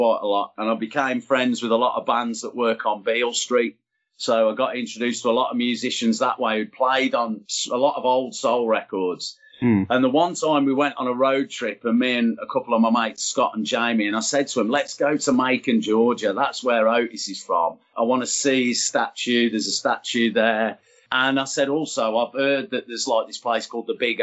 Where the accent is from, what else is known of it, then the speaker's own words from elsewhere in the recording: Birmingham, West Midlands, United Kingdom; being a Brummie and everything, I'm thinking about Birmingham. And I always remember when we used to go to gigs or when we used to get to Snobs when I was a kid